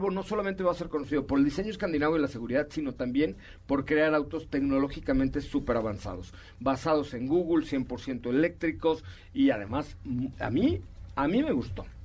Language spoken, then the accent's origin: Spanish; Mexico City, Mexico; born there; ah nací en la colonia Roma, pero